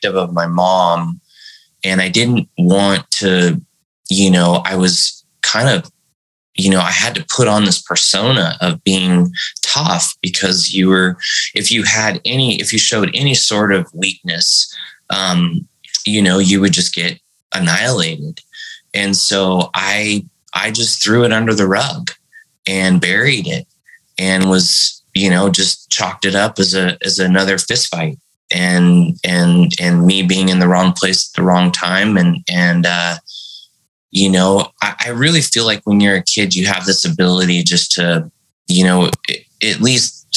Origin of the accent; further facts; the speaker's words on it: San Bernardino, California, United States; also born or lived in Central Valley, California / Visalia, California / Fresno, California; I grew up in the Central Valley and then moved down to San Bernardino. So, you know, it was Visalia, it was Fresno, San Bernardino.